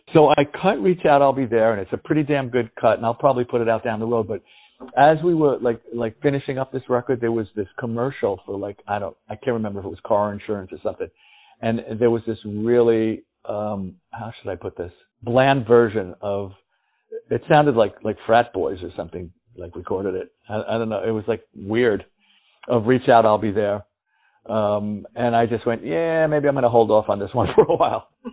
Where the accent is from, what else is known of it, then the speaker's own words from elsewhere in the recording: New York City, New York, United States; I grew up in the Bronx